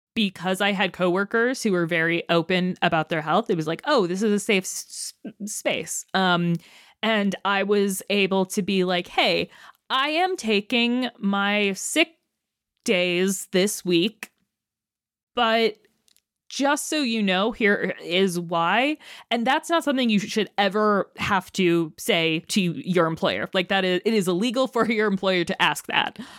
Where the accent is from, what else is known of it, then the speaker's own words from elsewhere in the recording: Chicago, Illinois, United States; my hometown of Chicago